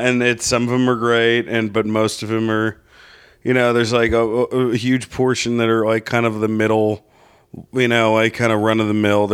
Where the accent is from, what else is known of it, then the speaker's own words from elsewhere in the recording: Rutherford, New Jersey, United States; also born or lived in New York; now in Los Angeles, United States; I'm from Rutherford.